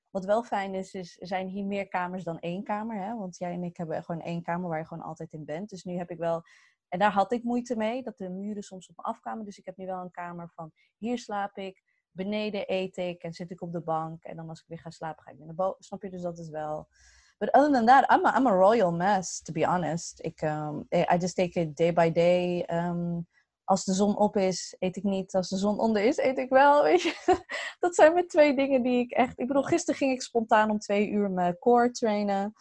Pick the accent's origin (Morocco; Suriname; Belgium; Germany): Morocco; En wij zijn Marokkaans, eh, wij zijn Marokkaans, dus dan werden echt soms hamburgers, Marokkaanse worstjes.